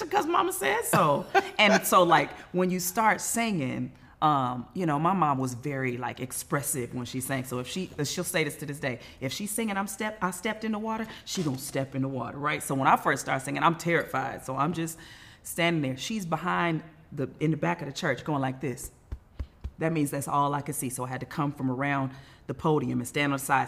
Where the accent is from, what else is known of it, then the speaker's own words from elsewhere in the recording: Inglewood, California, United States; from Inglewood in my mind. Sometimes still in a two bedroom apartment with all my siblings, hoping and dreaming that I could sing one day.